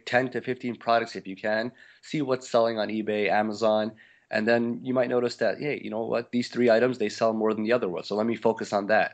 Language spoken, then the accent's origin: English; Montreal, Quebec, Canada; moved away as an adult; also born or lived in Little Rock, Arkansas; I, I grew up in Montreal in Canada